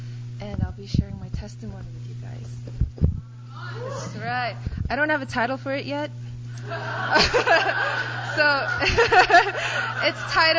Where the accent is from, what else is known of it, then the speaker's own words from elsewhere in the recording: Poland; also born or lived in Korea; I was born in Korea, but I was raised in Poland since I was 3. My parents were pretty young, and they were successful in starting up their own business.